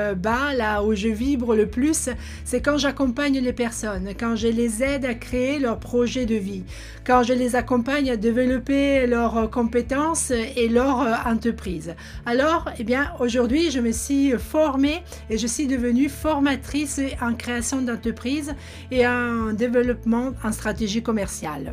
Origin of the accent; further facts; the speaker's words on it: Italy; French is a second language; moved away as an adult; now in France; je suis italienne. Oui, pour ceux qui se posaient la question d'où ça vient cet accent euh, bizarroïde. Je suis arrivée en France à l'âge de 22 ans